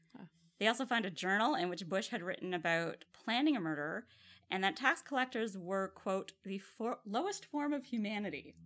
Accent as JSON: {"language": "English", "town": "Ottawa", "region": "Ontario", "country": "Canada", "tie": "born or raised there", "said": "Ottawa, which is my hometown"}